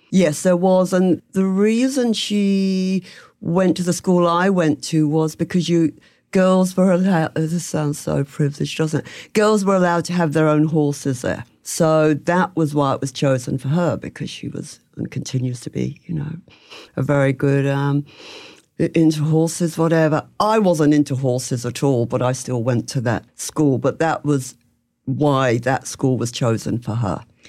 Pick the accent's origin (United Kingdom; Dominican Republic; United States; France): United Kingdom; England; moved away as an adult; also born or lived in London; now in Melbourne, Australia; I'm from England